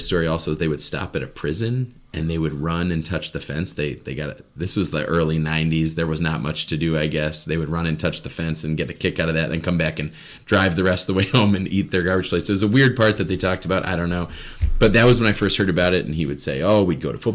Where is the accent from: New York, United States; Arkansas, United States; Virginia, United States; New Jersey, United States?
New York, United States; Buffalo; now in Fairport, United States; I grew up in Buffalo like Rob